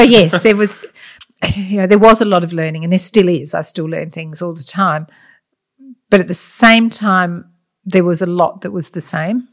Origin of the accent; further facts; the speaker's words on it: Adelaide, South Australia, Australia; also born or lived in Scotland; I grew up in, um, South Australia pretty much. I'm Scottish, but we came out when I was very young